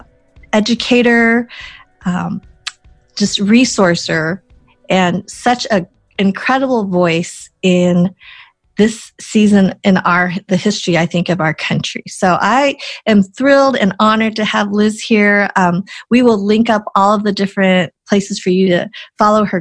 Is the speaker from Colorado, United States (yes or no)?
yes; Boulder, Colorado, United States; growing up in Boulder, Colorado. So I grew up and I was like a handful of Asians in my graduating class